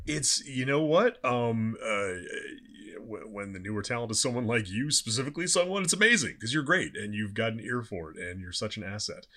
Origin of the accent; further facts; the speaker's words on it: Southern California, United States; now in Los Angeles, United States; I'm from Southern California